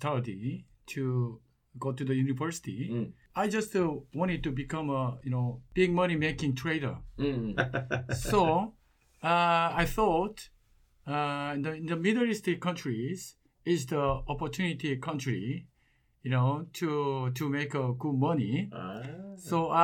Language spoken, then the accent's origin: English; Busan, South Korea; in the shoemaking company in Busan, my hometown